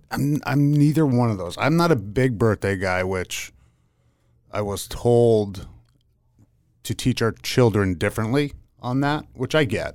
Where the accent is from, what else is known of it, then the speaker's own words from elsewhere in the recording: Pennsylvania, United States; I grew up in Pennsylvania